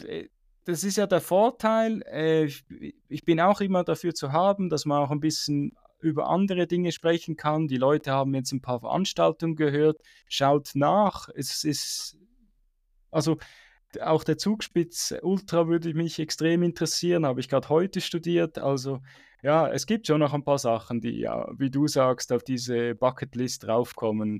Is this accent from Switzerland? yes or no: yes; Switzerland; ich bin eigentlich aufgewachsen relativ in Flachen in der Schweiz